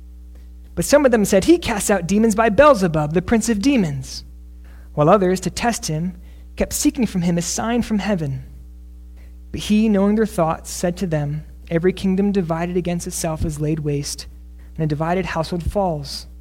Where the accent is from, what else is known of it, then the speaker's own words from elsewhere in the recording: Northeast, United States; moved away; also born or lived in South Texas; I'm from the Northeast